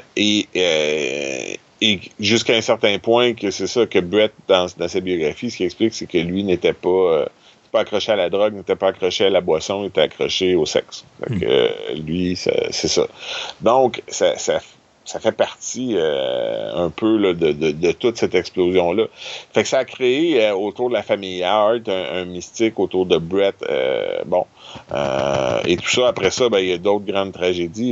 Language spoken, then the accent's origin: French; Quebec, Canada; en tant que Québécois